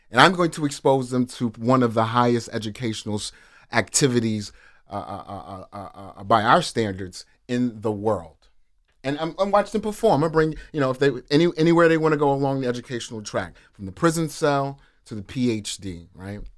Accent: New York City, New York, United States; originally born in Harlem, New York City, Flower Hospital no longer is open. Um, grew up in Harlem River Projects.

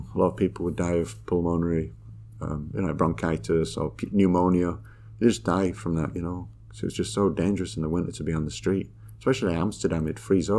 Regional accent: Yorkshire and the Humber, United Kingdom; moved away; we moved away from Yorkshire, but there was a lot of kind of like, I was always different

